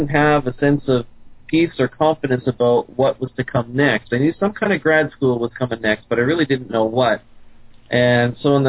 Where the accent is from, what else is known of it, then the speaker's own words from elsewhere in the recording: Sherwood Park, Alberta, Canada; moved away as an adult; also born or lived in Louisville, Kentucky; now in Shawnee, United States; I was raised in Canada. Edmonton, Alberta is home. I grew up in a suburb just outside of Edmonton, Sherwood Park, Alberta